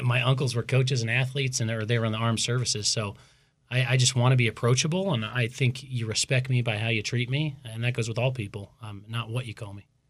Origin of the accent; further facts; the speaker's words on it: Boise, Idaho, United States; also born or lived in Davis, California; now in Pocatello, United States; growing up in Boise